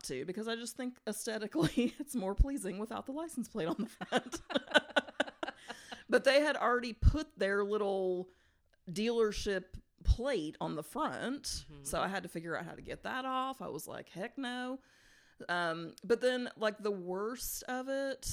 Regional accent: Virginia, United States; moved away as an adult; I went to high school and college there, and now we obviously don't live in Virginia anymore.

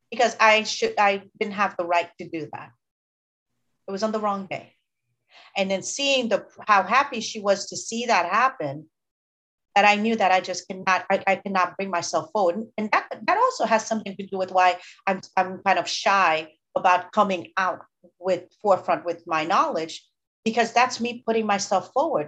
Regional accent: Haiti; moved away; also born or lived in United States; I was born in Haiti and my mom left Haiti to come to the US and she left me with my aunt. And I was very privileged in Haiti.

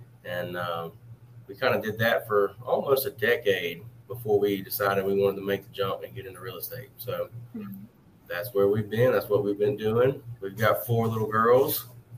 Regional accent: Jackson, Mississippi, United States; So we're from Jackson, Mississippi.

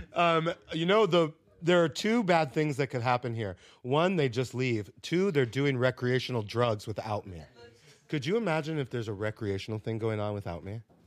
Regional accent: South Florida, United States; also born or lived in Minnesota; now in New York, United States; I grew up in a similar situation in South Florida in nineteen ninety-two, Cracktown, baby

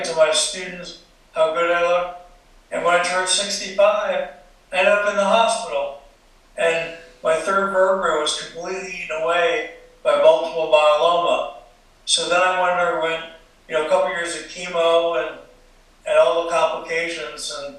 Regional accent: Allentown, Pennsylvania, United States; moved away as an adult; I grew up in Allentown, Pennsylvania

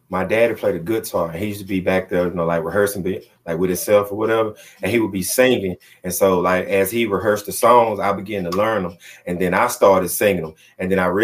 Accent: Noxapater, Mississippi, United States; Noxapeta, Mississippi, baby.

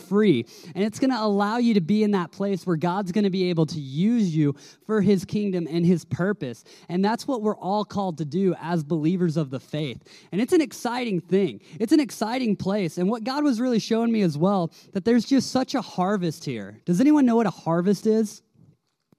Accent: Tennessee, United States; I grew up in Tennessee

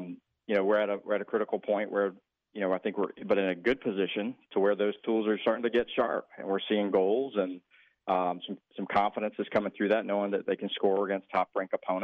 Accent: Georgia, United States; moved away; Georgia Tech is the only one remaining at this point, which I think they need to get it together for my home state.

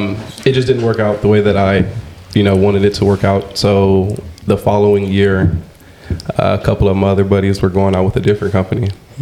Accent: California, United States; also born or lived in Cedar City, Utah; We grew up in California.

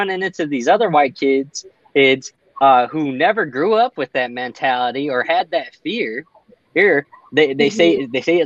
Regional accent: El Paso, Texas, United States; I grew up in El Paso

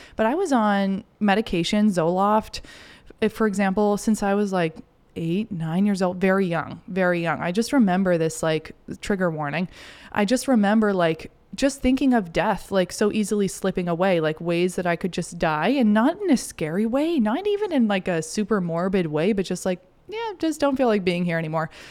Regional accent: Kennebunkport, Maine, United States; I grew up in Maine, um, in this cool little beach town, Kennebunkport, Kennebunk

